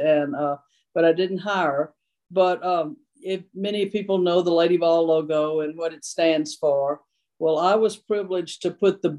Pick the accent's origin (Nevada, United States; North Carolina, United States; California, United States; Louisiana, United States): Louisiana, United States; South; born or raised there; now in Tennessee, United States